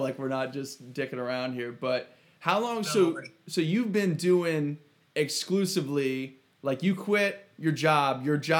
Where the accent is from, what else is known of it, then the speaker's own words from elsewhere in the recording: Lexington, Ohio, United States; I grew up in Lexington